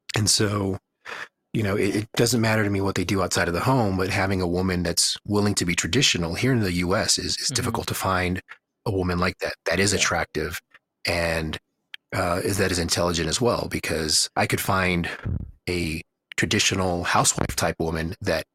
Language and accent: English; Houston, Texas, United States; moved away as an adult; now in Reno, United States; the lack of food variety that I'm used to from having been or growing up in Houston.